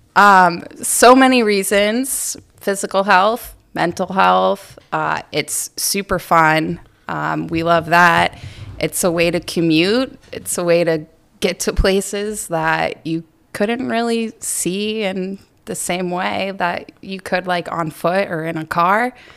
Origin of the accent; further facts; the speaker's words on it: Mapleton, Maine, United States; I grew up in Aroostook County in a little town called Mapleton, right outside of Presque Isle.